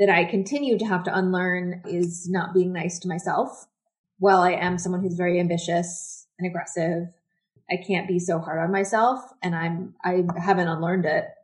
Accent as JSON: {"language": "English", "town": "Washington", "region": "District of Columbia", "country": "United States", "also_born_or_lived": "Buenos Aires, Argentina", "moved": "as an adult", "said": "I'm from Washington, D.C., and I live"}